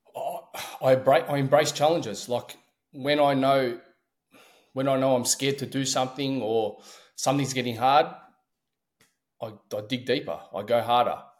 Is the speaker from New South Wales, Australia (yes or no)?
no; Melbourne, Victoria, Australia; I'm from Australia